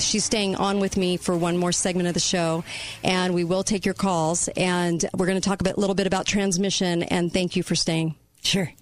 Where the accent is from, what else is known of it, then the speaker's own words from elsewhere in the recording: Dixie Center hometown, Utah, United States; Dixie Center in my hometown